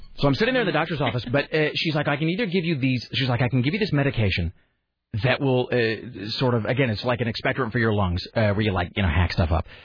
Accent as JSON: {"language": "English", "town": "Kennewick", "region": "Washington", "country": "United States", "tie": "born or raised there", "also_born_or_lived": "Utah / San Diego", "moved": "yes", "said": "growing up in the Northwest and growing up in, in Washington"}